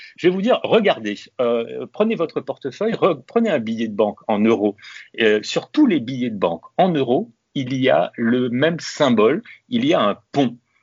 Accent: Réunion; Chez moi, à La Réunion

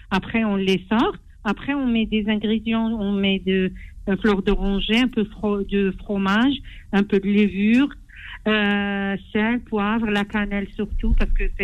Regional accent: Algiers, Algiers Province, Algeria; moi je suis d'Alger, hein, d'Alger, euh, Alger Centre.

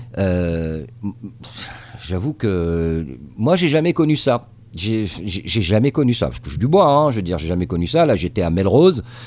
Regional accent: Tunisia; moved away as an adult; also born or lived in France; now in Los Angeles, United States; je suis né en Tunisie euh, et, j'ai grandi en Tunisie

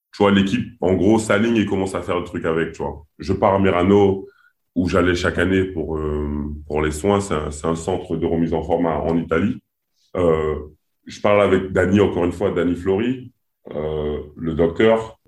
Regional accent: French Guiana; je suis Guyanais.

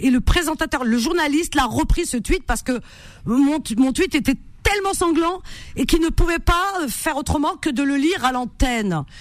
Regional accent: France; Donc oui, je suis française et musulmane.

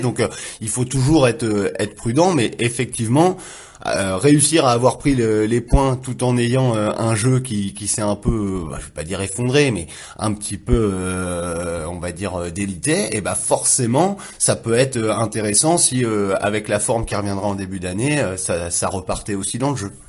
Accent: Le Havre, Normandy, France; je viens du Havre

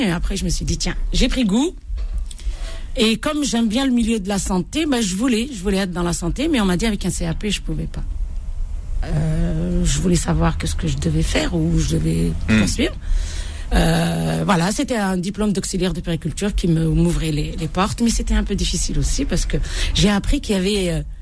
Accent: Bordj Bou Arréridj, Bordj Bou Arréridj Province, Algeria; L'Algérie profonde, la vraie Algérie

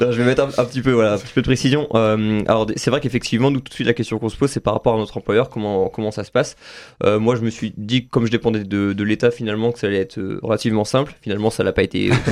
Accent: Saint-Nazaire, Pays de la Loire, France; je suis originaire de Saint-Nazaire

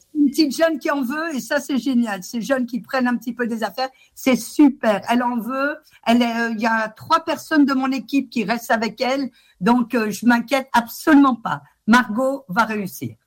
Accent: Grenoble, Auvergne-Rhône-Alpes, France; moved away as an adult; now in Albertville, France; je suis de Grenoble

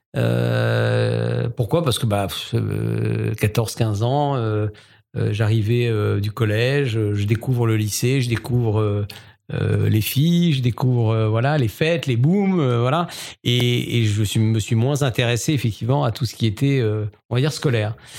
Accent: Strasbourg, Grand Est, France; moved away as an adult; also born or lived in Paris; je suis strasbourgeois, un vrai strasbourgeois, 100%. Et donc, j'ai grandi à Strasbourg

